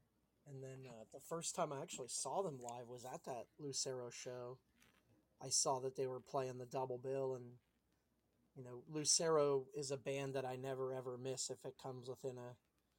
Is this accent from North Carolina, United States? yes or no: no; Ohio, United States; accent: mix of Pittsburghese and Ohioese; Where I grew up in Ohio, just not too far from Pittsburgh, has like a mix of like Pittsburghese and Ohioese.